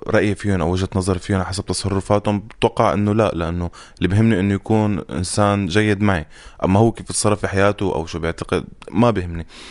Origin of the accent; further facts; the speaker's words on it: Syria; نحن كسوريين